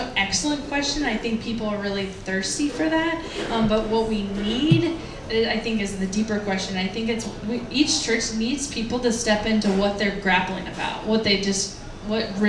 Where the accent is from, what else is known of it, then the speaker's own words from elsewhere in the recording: United States; as American people